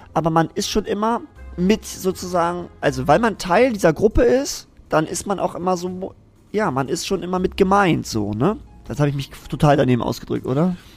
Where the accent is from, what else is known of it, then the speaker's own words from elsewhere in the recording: Zeven, Lower Saxony, Germany; Ich komme aus Zeven